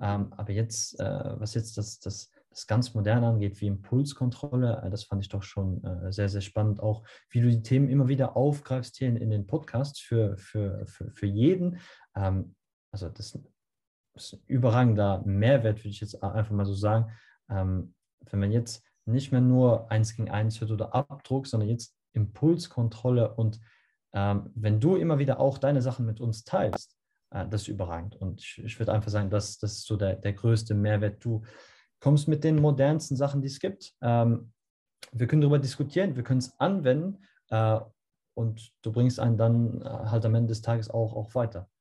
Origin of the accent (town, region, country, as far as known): Luxembourg; German is a second language